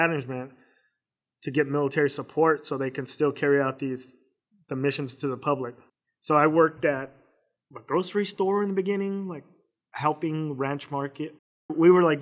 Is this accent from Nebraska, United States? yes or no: no; Phoenix, Arizona, United States; also born or lived in Missouri / Fort Campbell, Kentucky / Kuwait / Iraq; I was born and raised here in Phoenix